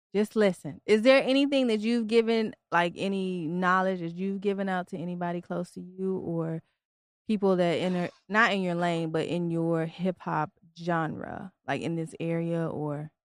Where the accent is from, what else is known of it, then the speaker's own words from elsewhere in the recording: Tennessee, United States; also born or lived in Detroit, Michigan; now in Virginia, United States; even though I'm from Detroit, I was raised in Tennessee